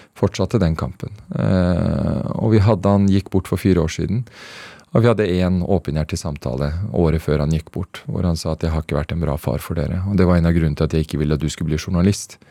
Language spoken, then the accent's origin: Norwegian; Norway; moved away as an adult; also born or lived in Afghanistan; now in Beirut, Lebanon; oppveksten i Norge